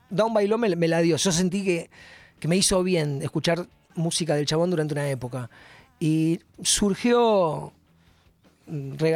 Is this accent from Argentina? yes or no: yes; Buenos Aires, Argentina; soy un rockero de Capital Federal.